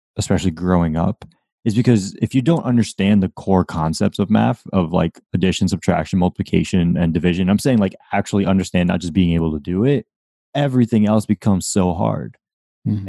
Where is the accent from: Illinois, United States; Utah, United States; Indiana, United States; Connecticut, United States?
Connecticut, United States; Windsor; now in Florida, United States; I grew up in Windsor, Connecticut